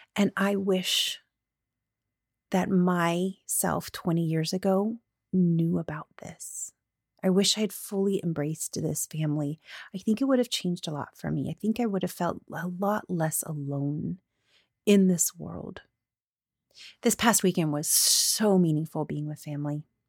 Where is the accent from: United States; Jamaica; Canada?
United States; Florida; moved away; I grew up in Florida.